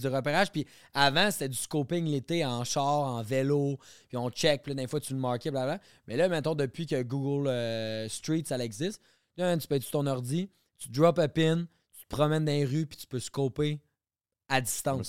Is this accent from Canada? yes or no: yes; Quebec, Canada; Quand je reviens chez nous au Québec